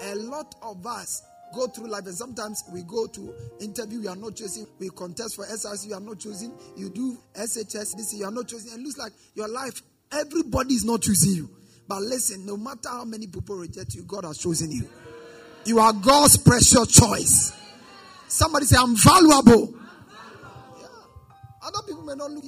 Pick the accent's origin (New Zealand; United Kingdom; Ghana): Ghana; as a Ghanaian citizen